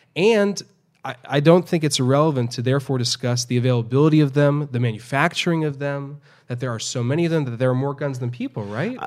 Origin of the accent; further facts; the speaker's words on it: New York City, New York, United States; now in Houston, United States; since I moved here to, to Houston, uh, after growing up in New York City.